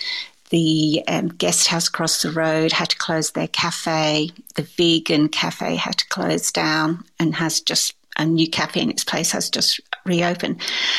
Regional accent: England, United Kingdom; I suppose, going back to, you know, being English, I like a lemon drizzle cake

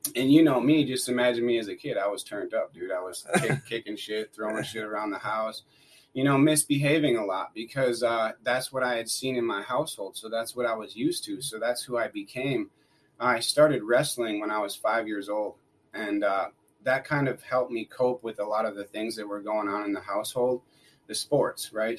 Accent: Wisconsin, United States; I grew up in Wisconsin. I grew up in a little town called Rocktown

